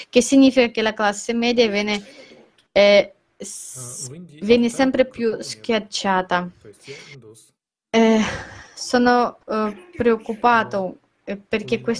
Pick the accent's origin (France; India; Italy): India; Italian is a second language; Io per esempio sono un indiano